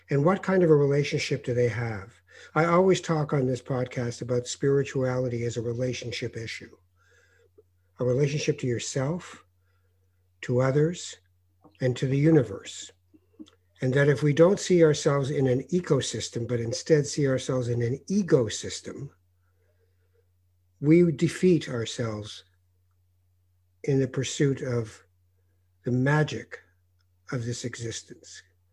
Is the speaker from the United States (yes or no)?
no; Canada; the last 4 years in America that I've noticed as a Canadian